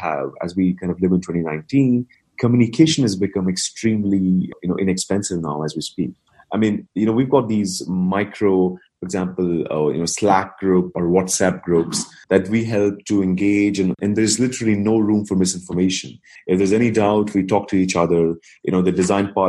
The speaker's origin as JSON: {"language": "English", "town": "New Delhi", "region": "Delhi", "country": "India", "tie": "born or raised there", "moved": "yes", "said": "So I was born and raised in India"}